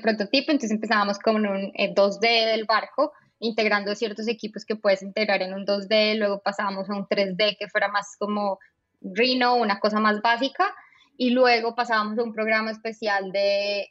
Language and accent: Spanish; Colombia; moved away as an adult; also born or lived in Bogotá / Netherlands; now in Austin, United States; soy colombiana, como ya eh, escuchan en mi acento